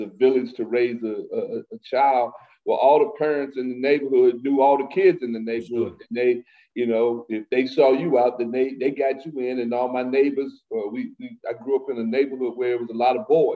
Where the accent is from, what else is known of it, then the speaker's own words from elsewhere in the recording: Winston-Salem, North Carolina, United States; also born or lived in Nashville; now in Greensboro, United States; I grew up in Winston-Salem, North Carolina